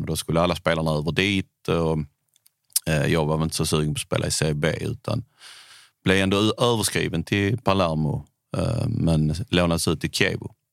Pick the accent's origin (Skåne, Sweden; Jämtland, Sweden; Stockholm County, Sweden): Skåne, Sweden; Bjärred; also born or lived in Italy; now in Höllviken, Sweden; jag är uppvuxen i Bjärred utanför Malmö